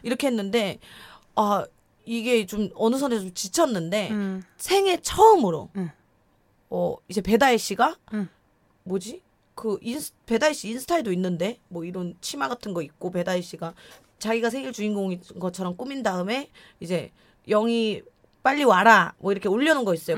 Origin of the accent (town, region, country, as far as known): Gumi, North Gyeongsang, South Korea; accent: saturi (regional dialect); first language Korean; moved away